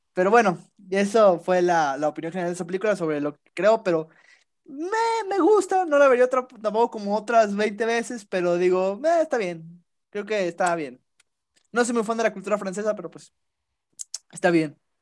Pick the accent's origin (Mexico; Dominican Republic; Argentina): Mexico; fue un orgullo como mexicano